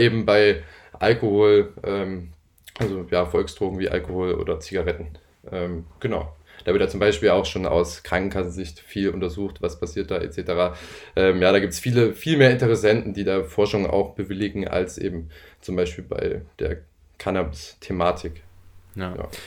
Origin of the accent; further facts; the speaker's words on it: Leipzig, Saxony, Germany; gebürtiger Leipziger